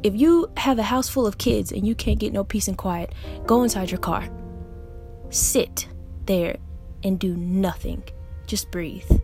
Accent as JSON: {"language": "English", "town": "Augusta", "region": "Georgia", "country": "United States", "tie": "born or raised there", "also_born_or_lived": "England", "moved": "as an adult", "lives_now": "New York, United States", "said": "Yes, I was raised in Augusta, Georgia. Not born, I was born in England actually, but I was raised in a 706 Richmond County, Augusta, Georgia"}